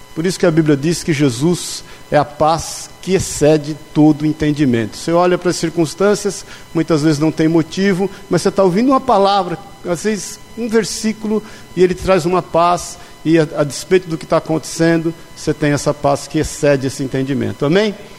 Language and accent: Portuguese; São Paulo, Brazil; moved away; also born or lived in Pouso Alegre, Minas Gerais; como bom paulista